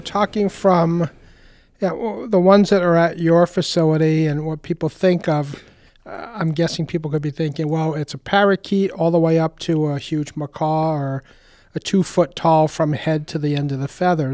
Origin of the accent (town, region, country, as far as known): Warwick, Rhode Island, United States; born or raised there